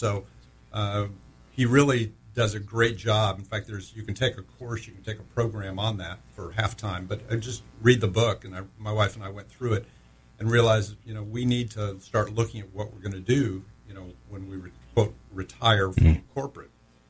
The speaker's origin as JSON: {"language": "English", "town": "Orlando", "region": "Florida", "country": "United States", "said": "Well, Orlando."}